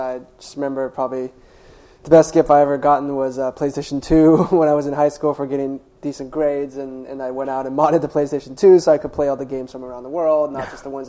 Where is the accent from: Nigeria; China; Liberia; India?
China; I grew up in China. They grew up through the Cultural Revolution.